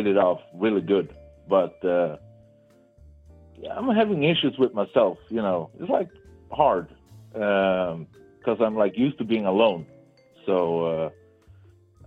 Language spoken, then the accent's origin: English; Sweden; from Sweden